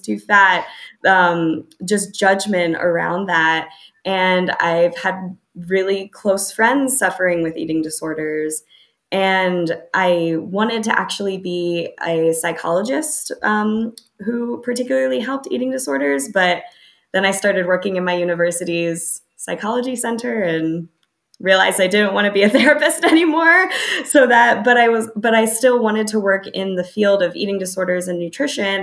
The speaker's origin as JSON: {"language": "English", "country": "United States", "tie": "born or raised there", "moved": "yes", "said": "growing up in the United States, especially, I grew up in kind of a standard American suburban"}